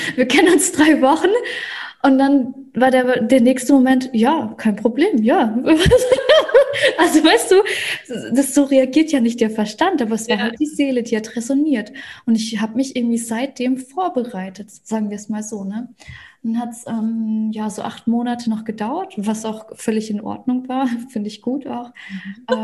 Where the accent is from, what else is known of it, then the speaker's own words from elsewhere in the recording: Russia; now in Germany; Ich bin ja gebürtige Russin, deswegen mache ich auch viel auf Russisch